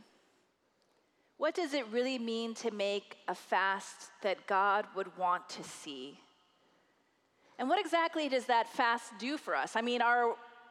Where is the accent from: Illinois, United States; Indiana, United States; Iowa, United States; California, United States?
Iowa, United States; my home state Iowan